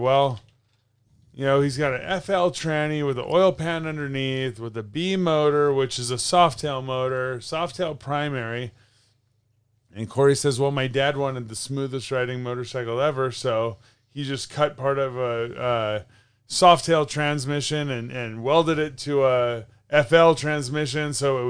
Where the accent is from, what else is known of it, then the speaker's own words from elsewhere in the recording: Northern California, United States; We're from Northern California, sure.